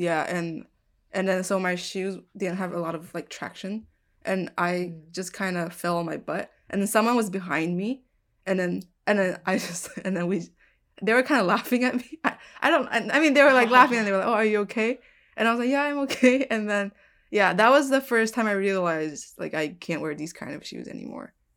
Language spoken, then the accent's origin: English; southern Taiwan, Taiwan; moved away; I grew up in Taiwan, like in the south part of Taiwan